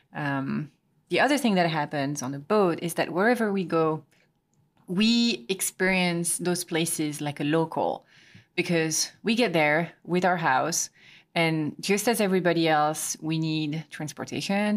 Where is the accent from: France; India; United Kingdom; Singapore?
France; Quimper, Brittany; moved away; my hometown, Quimper